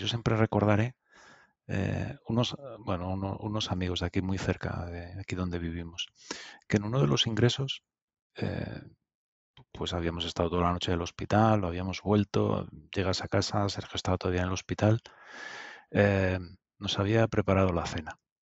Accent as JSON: {"language": "Spanish", "town": "Madrid", "region": "Community of Madrid", "country": "Spain", "also_born_or_lived": "Soria", "said": "Mi familia es de Soria, ¿eh? yo soy de Usera y de Soria"}